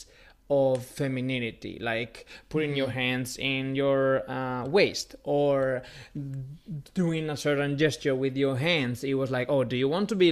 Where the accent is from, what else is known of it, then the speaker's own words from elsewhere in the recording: Spain; now in United States; I dressed up as Cruella de Vil growing up in Carnival, and because it's a big thing in Spain in February